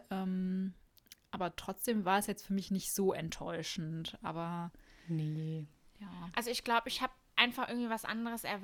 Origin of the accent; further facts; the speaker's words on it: Cologne, North Rhine-Westphalia, Germany; Darf man das als Kölner sagen?